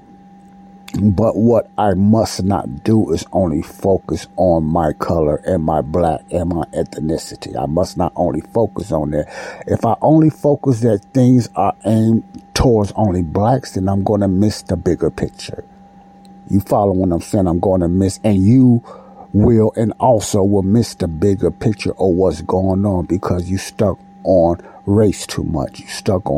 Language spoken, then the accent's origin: English; United States; I'm a black American man. I was born in the United States